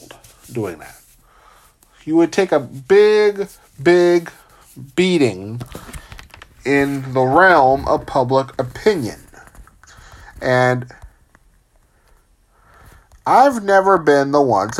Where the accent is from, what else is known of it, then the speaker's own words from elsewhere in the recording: California, United States; my home state of California